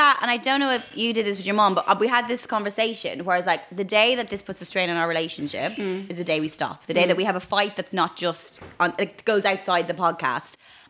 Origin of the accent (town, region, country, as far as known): Ireland; born or raised there